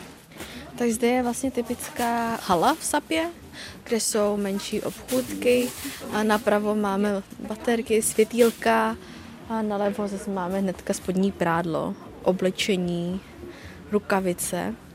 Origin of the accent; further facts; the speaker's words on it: Vietnam; now in Czech Republic; u nás ve Větnamu